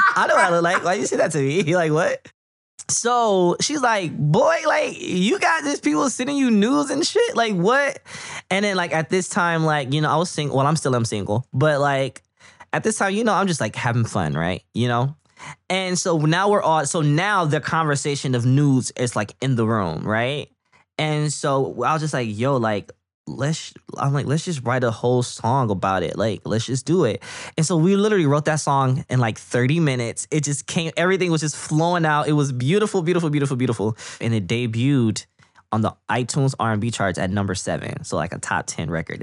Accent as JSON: {"language": "English", "town": "Flint", "region": "Michigan", "country": "United States", "tie": "born or raised there", "said": "I'm from Flint, Michigan. I'm born and raised here"}